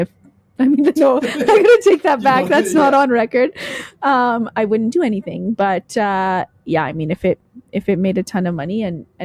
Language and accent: English; Canada; I'm Canadian